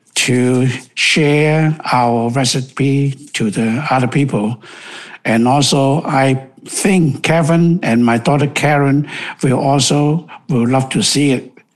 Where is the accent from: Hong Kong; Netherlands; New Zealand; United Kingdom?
Hong Kong; English is a second language; moved away as an adult; now in Seattle, United States; We came from Hong Kong. When I was 35 years old